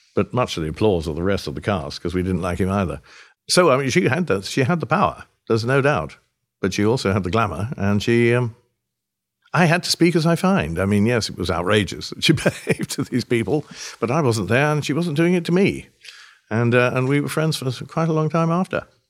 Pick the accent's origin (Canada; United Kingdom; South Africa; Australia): United Kingdom; moved away; we're mutually British